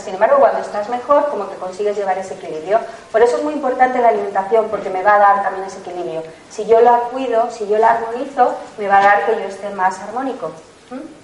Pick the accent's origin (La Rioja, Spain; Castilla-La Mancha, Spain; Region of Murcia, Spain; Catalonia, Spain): La Rioja, Spain; La Rioja / Madrid, Spain; soy riojana, madrileña, mix, mix, riojana madrileña, y hay platos de mi tierra